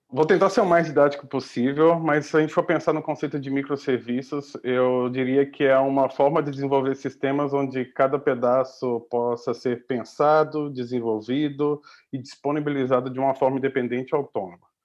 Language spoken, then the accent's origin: Portuguese; Minas Gerais, Brazil; moved away as an adult; also born or lived in Belo Horizonte; now in Portugal; como um bom mineiro